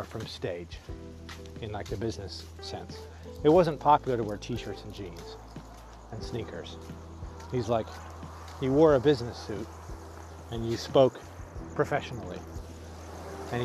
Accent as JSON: {"language": "English", "region": "Arizona", "country": "United States", "tie": "born or raised there", "said": "I grew up in Arizona"}